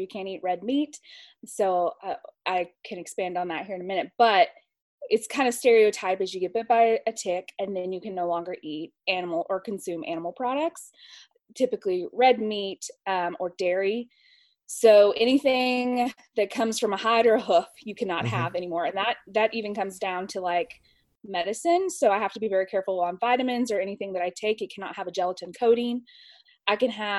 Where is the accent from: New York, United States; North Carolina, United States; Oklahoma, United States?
Oklahoma, United States; moved away as an adult; now in Owensboro, United States; I'm from Oklahoma originally.